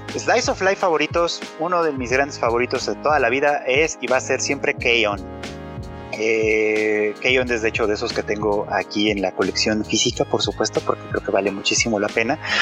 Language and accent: Spanish; Mexico